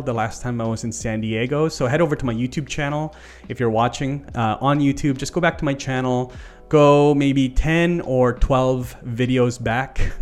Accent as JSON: {"language": "English", "country": "Canada", "said": "as a Canadian"}